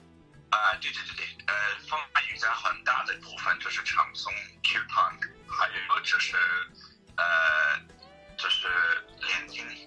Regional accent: Texas, United States; Chinese is a second language; moved away as an adult; also born or lived in Beijing, China; 我那个时候就住在一个印度教的寺庙，在德克萨斯州，在我的老靠近我的老家。

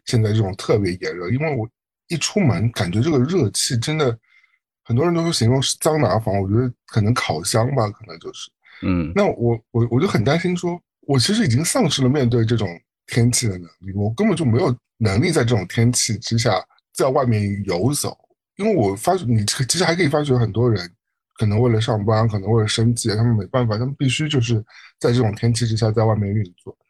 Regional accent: Shanghai, China; now in New York, United States; 我一个从上海来的人，我理论上对上海这种夏天的热和冬天的冷应该是非常适应

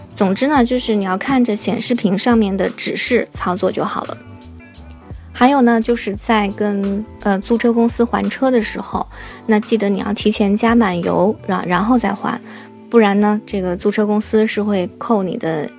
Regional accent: China; 在中国我们中国人吃晚餐，那基本上是从下午六七点就开始了

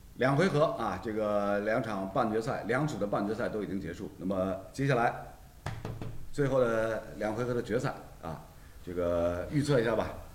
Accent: Shanghai, China; 阿拉作为上海人，从小看球

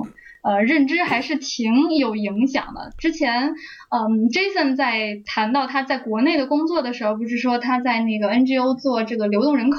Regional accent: Beijing, China; moved away as an adult; also born or lived in Shaanxi / Sichuan; 上学平时的时候是在北京嘛，家在北京，然后出生户口啊都在北京，但是假期的时候会回老家嘛，

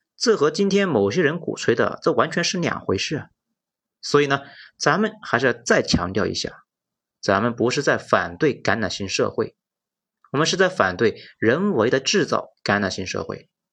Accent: Lanzhou, Gansu, China; accent: Hunan; also born or lived in Hunan; 我小时候住在南州的国营二次爱厂，是生产轰炸机驾驶仪的。在当时非常偏僻的安宁区，那周围呢全是农田

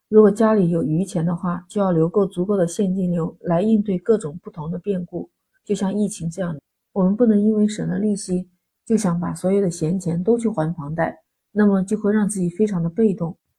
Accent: China; 我们中国人的传统

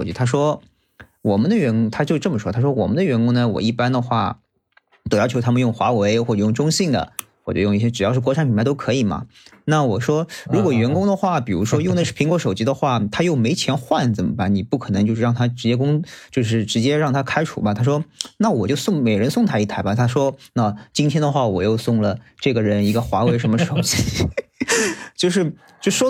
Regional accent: Shanghai, China; accent: Shanghainese; 我们上海话

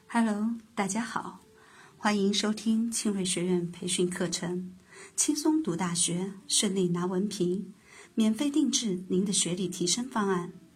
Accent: China; 我们中国人

